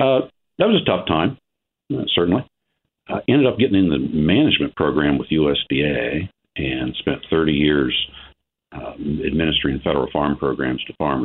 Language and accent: English; Ohio, United States; I'm a farmer from Ohio. We started from scratch in 1983, but didn't start out that way. I didn't grow up on a farm. My mom and dad lived in town with me. I'm an only child